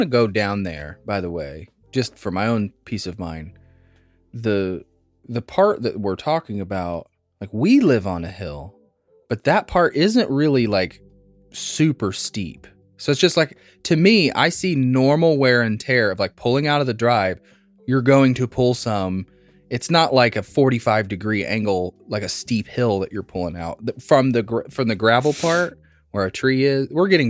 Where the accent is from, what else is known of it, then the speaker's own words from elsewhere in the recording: Midwest, United States; Is that us because we're from the Midwest and it is normal?